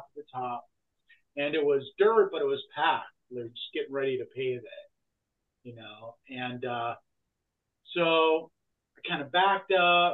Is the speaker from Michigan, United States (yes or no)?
yes; Grand Rapids, Michigan, United States; now in Santa Cruz, United States; I'm from Grand Rapids originally